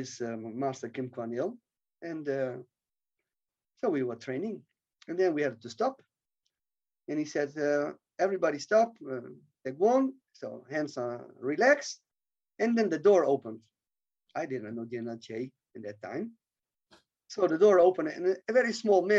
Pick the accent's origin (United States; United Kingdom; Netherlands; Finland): Netherlands; I come from Holland